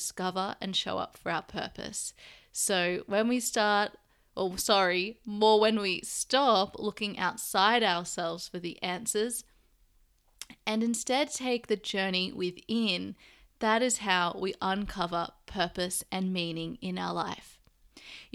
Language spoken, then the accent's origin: English; Sydney, New South Wales, Australia; moved away; I'm currently staying in Sydney, Australia, my hometown.